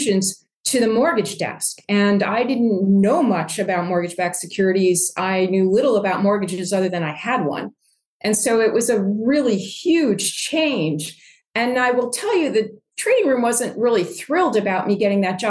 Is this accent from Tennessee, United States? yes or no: no; Cheshire, Connecticut, United States; also born or lived in New Jersey / Washington, D.C.; I grew up in Cheshire, Connecticut, which is right in the middle of Connecticut, north of New Haven and south of Hartford.